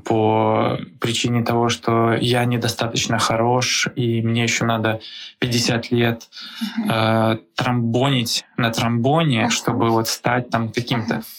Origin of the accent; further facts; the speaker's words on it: Belarus; now in Prague, Czechia; Я сам из Беларуси